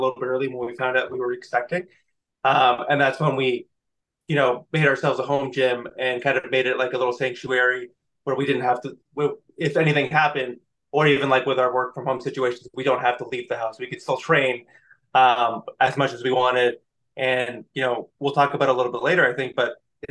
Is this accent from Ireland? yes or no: no; Canada; I'm Canadian